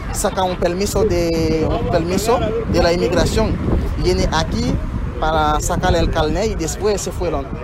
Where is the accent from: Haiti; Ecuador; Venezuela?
Haiti; now in Mexico; hay una crisis económica y política allá en mi país.